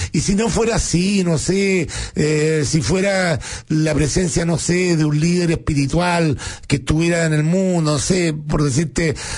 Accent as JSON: {"language": "Spanish", "country": "Chile", "said": "uno como chileno"}